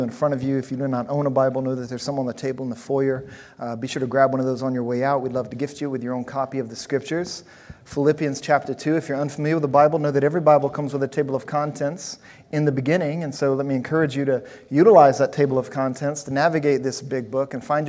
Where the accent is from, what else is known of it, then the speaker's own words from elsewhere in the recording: Louisiana, United States; also born or lived in New Orleans; different places I lived growing up in Louisiana. I spent some time in New Orleans and some other places